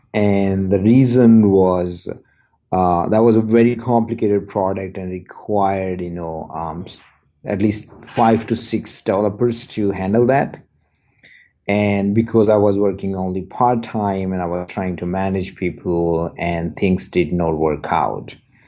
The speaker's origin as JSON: {"language": "English", "country": "India", "moved": "as an adult", "lives_now": "Edmonton, Canada", "said": "I'm originally from India, moved to Canada in 2006, an engineer by professional."}